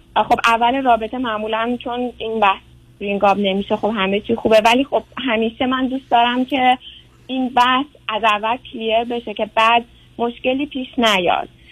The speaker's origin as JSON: {"language": "Persian", "town": "Tehran", "region": "Tehran Province", "country": "Iran", "also_born_or_lived": "Europe / Canada", "moved": "as an adult", "lives_now": "California, United States", "said": "ما تهران زندگی میکردیم"}